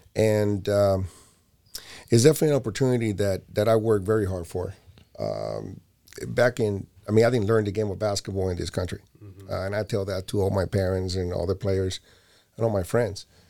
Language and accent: English; Barcelona, Catalonia, Spain; moved away; also born or lived in Puerto Rico; I was born in Puerto Rico. My first year after that, I was already in an airplane to Barcelona, Spain